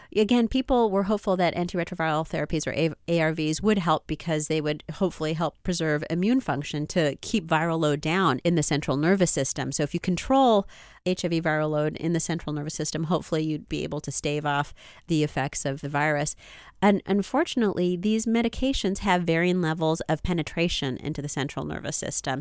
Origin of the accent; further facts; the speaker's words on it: United States; I was born here in the United States, but my parents are from, uh, those other countries